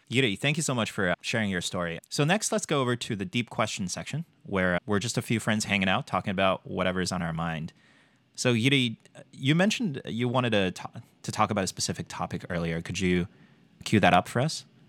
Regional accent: China; moved away as an adult; now in United States; Born and raised in China, came here for college

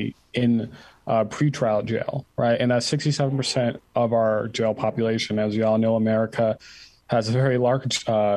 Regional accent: Ann Arbor, Michigan, United States; I'm just from Ann Arbor, Michigan.

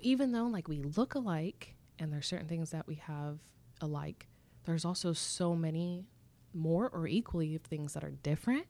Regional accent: Irvine, California, United States; I'm from Southern California. I was born and raised in Irvine, California

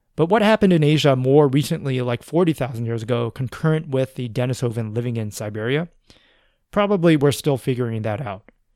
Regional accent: United States; accent: American; my accent, which I think is, uh, probably American

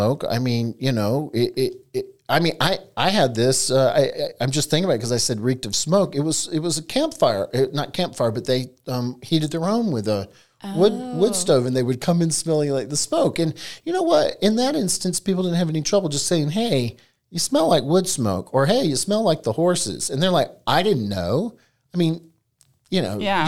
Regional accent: Eastern North Carolina, United States; I was raised in Eastern North Carolina, where both my grandparents had tobacco farms

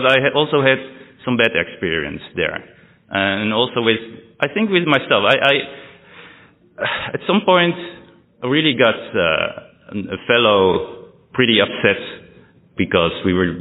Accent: Amsterdam, North Holland, Netherlands; also born or lived in England

